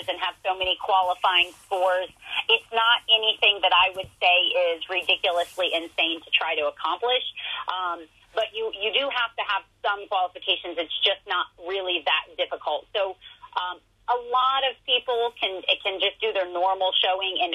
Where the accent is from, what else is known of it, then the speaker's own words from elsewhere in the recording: Ohio, United States; I'm from Ohio